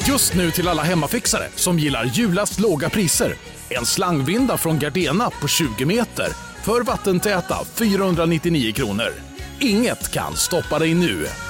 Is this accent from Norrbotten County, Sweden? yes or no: no; Björkvik, Södermanland, Sweden; när jag växte upp. Eh, vi åkte ju mycket moppe. Alltså, vi hängde, vi hängde runt liksom, i, runt en kiosk i det samhället, Björkvik, där jag kommer ifrån